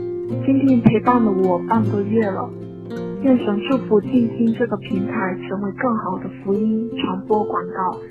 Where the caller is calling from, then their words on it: Guangzhou, Guangdong, China; Hello，我是广州的听众